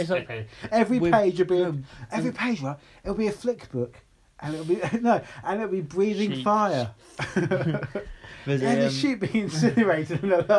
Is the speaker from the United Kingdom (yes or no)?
yes; England, United Kingdom; I'm English